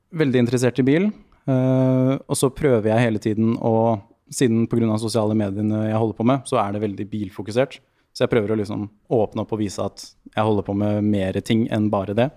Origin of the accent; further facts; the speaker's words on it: Lier, Buskerud, Norway; moved away; also born or lived in Drammen / Oslo; Jeg vokste opp i Lier med mye fin skog og natur